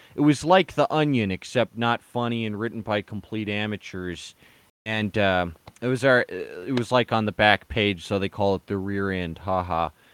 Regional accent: Denver, Colorado, United States; I was born in Denver, um, like yeah, and my ancestors like were here in the Platte River during like pioneer times, so. Um, you know, I mean, I'm about as Denver as it as it gets.

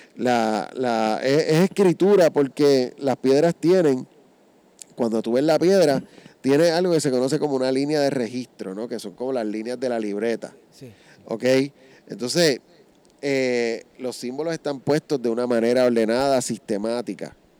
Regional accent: Puerto Rico

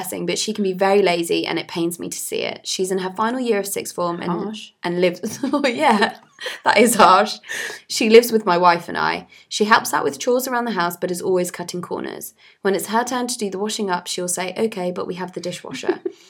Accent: Nigeria; now in London, United Kingdom; In my day, growing up in Nigeria, we washed everything by hand. We didn't rely on machines because we didn't have them. And when I moved to London, I lived in a shared house without a dishwasher

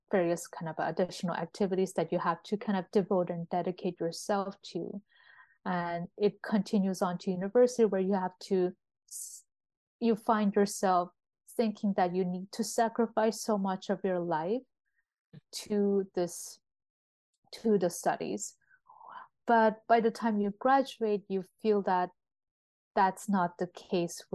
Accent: Berlin, Germany; moved away; also born or lived in Seoul, South Korea; I was born in Berlin. And so I grew up reading a lot of German children's literature

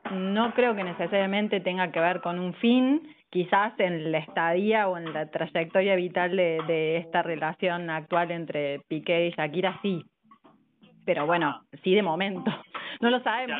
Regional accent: Córdoba, Argentina; also born or lived in Villa María; de Córdoba Capital, un, un poco y un poco, Córdoba Capital y Villa María

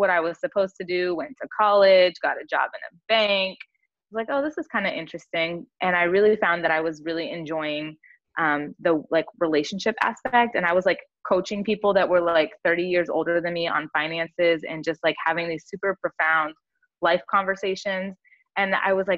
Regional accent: San Diego, California, United States; I grew up in Southern California, so I'm from like the San Diego area of California

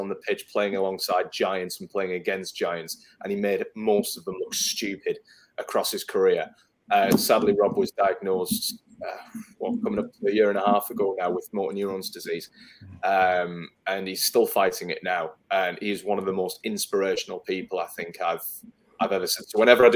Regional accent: Newcastle upon Tyne, North East England, United Kingdom; from Newcastle

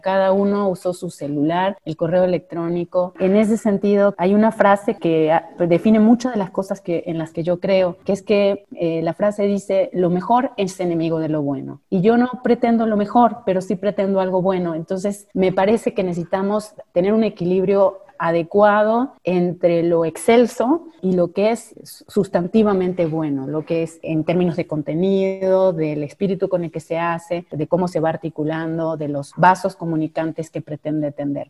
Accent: Cañada de Gómez, Santa Fe, Argentina; moved away as an adult; now in Mexico; de mi pueblo natal, de Cañada de Gómez, con el que, un equipo con el que me crié

